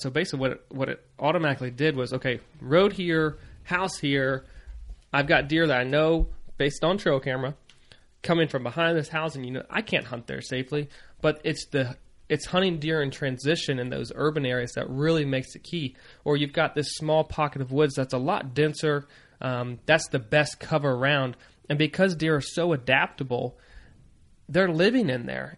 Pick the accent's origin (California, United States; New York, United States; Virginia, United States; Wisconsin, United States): Virginia, United States; moved away as an adult; also born or lived in Maryland; growing up in Virginia